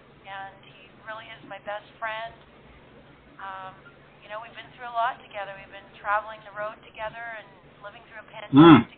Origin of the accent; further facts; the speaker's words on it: Ontario, Canada; now in Nashville, United States; He had moved there from Los Angeles, and I moved there from Ontario, Canada.